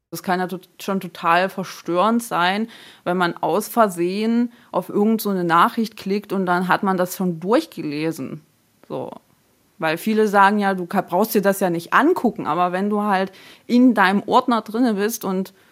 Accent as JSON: {"language": "German", "country": "Germany", "tie": "born or raised there", "also_born_or_lived": "Taraz (Jambyl), Kazakhstan", "lives_now": "Heidenau, Germany", "said": "33 Jahre alt und ich wohne in Heidenau, das ist in der Nähe von Dresden. Und ursprünglich komme ich aus Kasachstan, bin in Jambul geboren und ja, lebe jetzt seit ich eigentlich sechs bin hier in Deutschland."}